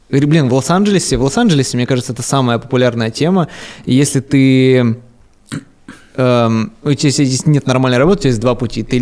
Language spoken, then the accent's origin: Russian; Siberia, Russia; now in Moscow, Russia; Я из Сибири, там есть сибирские пельмени.